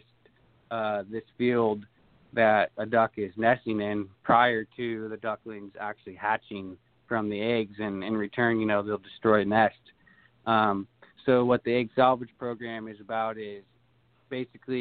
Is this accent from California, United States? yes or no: yes; Durham, California, United States; I'm from Durham.